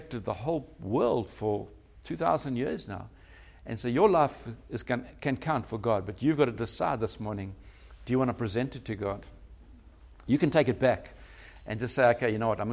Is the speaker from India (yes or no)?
no; Durban, KwaZulu-Natal, South Africa; moved away as an adult; now in Cape Town, South Africa; We're from Durban originally